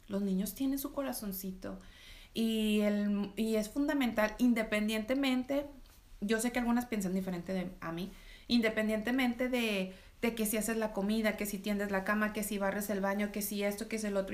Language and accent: Spanish; Reynosa, Tamaulipas, Mexico; soy de Tamaulipas, soy de Reynosa